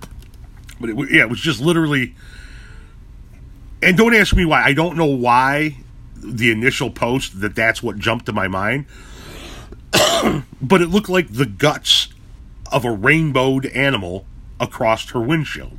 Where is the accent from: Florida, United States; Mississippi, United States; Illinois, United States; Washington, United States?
Illinois, United States; Chicago; moved away; I come from Chicago